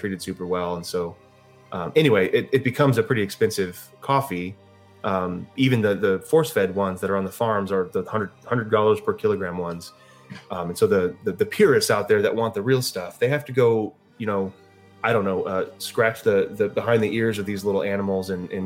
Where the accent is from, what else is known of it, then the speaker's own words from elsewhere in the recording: United States; I'm American